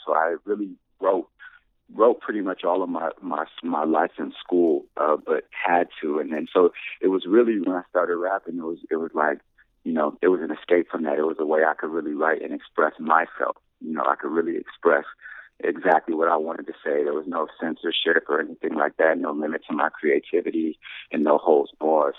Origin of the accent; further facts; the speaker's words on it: Anaheim, California, United States; also born or lived in South Bay, Los Angeles, California; moved to Orange County and I uh, really grew up in Orange County, Anaheim, California